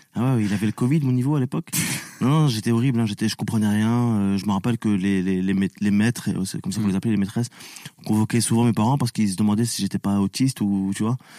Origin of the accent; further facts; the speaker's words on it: France; also born or lived in Tunisia (ancestry); je suis français et tunisien